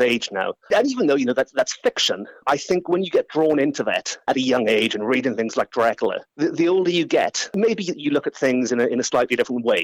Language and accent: English; Port Talbot, Wales, United Kingdom; I'm 100% Welsh, 100% Portalbert, to be precise.